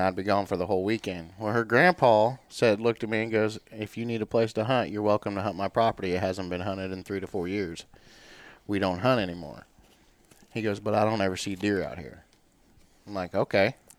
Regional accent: Warrensburg, Missouri, United States; also born or lived in Centerview, Missouri; born and raised in Warrensburg, Missouri

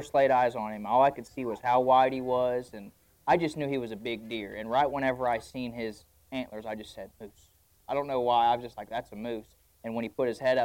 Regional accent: Greensburg, Indiana, United States; I'm from Greensburg, Indiana, southeastern Indiana. Born there, raised there

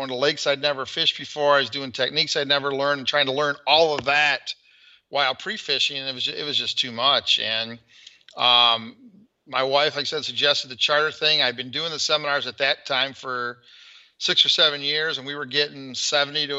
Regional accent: Flint, Michigan, United States; I'm from the Flint, Michigan area

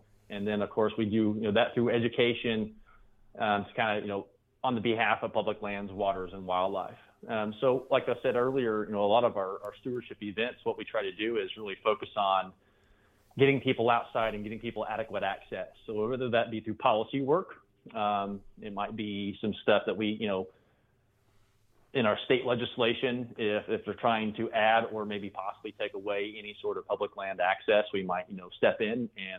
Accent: Terre Haute, Indiana, United States; I grew up in Terre Haute, kind of that west central part of Indiana, or I guess west central part.

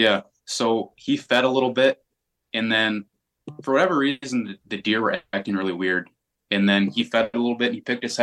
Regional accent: Wisconsin, United States; I was brought up in Wisconsin

